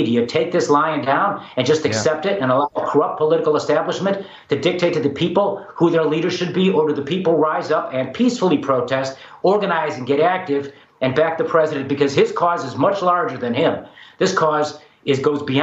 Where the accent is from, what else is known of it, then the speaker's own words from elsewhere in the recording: Chicago, Illinois, United States; Chicago, my hometown